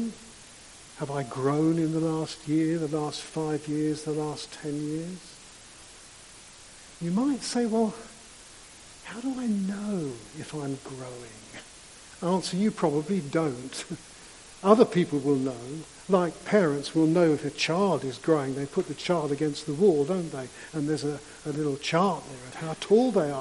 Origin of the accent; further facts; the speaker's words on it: London, United Kingdom; I grew up in London and much of my childhood seemed to be spent on the London Underground.